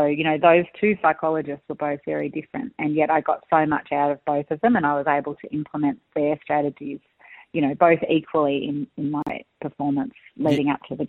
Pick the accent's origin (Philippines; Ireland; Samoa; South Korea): South Korea; moved away; I grew up in Korea being beaten like this and it's made me so strong.